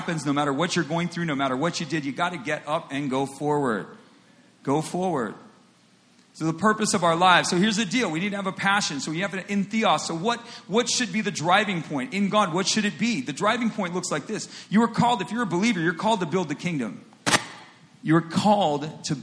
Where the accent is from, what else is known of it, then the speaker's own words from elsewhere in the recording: United States; In the United States, and I'm an American